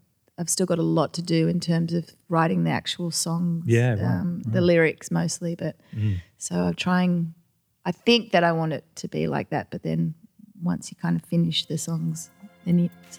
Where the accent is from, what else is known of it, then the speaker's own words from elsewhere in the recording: Australia; accent: Australian; I was like really over-accentuating my Australian accent to the point where I find it painful to listen to.